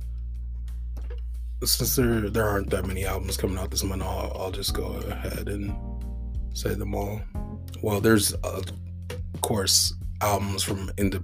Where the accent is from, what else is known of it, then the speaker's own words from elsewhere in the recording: West Coast, United States; I am from the West Coast